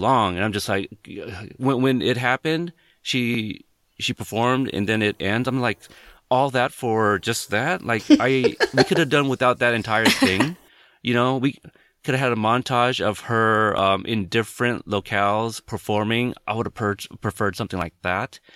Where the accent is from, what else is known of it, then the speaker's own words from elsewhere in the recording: West Coast, United States; also born or lived in Corpus Christi, Texas; I'm from the West Coast